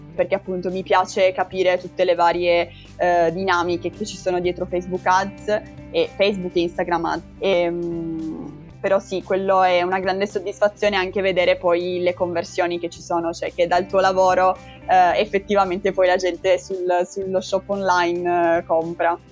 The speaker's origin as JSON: {"language": "Italian", "town": "Turin", "region": "Piedmont", "country": "Italy", "also_born_or_lived": "Bologna", "moved": "as an adult", "lives_now": "Munich, Germany", "said": "io sono di Torino, sono partita da, da Torino e sono venuta qua"}